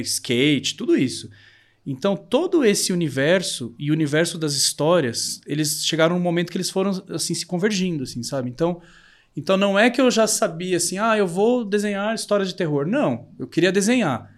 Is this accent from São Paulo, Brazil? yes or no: yes; São Paulo, Brazil; Eu sou daqui de São Paulo mesmo, mas meus pais são do interior.